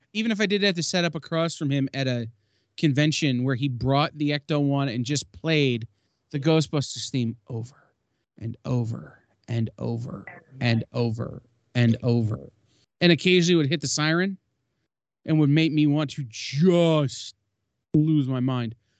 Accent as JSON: {"language": "English", "region": "Michigan", "country": "United States", "said": "I'm from the Midwest in Michigan"}